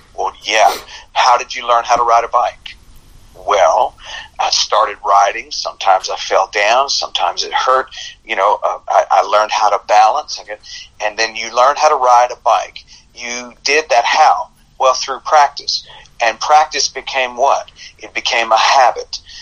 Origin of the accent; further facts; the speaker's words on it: United States; I was born in America